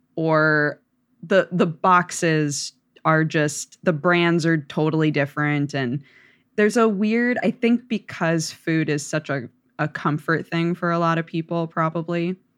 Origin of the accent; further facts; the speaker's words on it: Oregon, United States; I grew up in Oregon